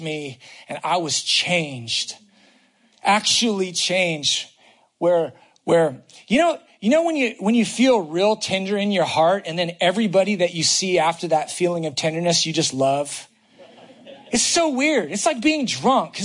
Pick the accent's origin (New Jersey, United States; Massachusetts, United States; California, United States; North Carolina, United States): California, United States; the Bay Area; moved away; I'm from the Bay Area.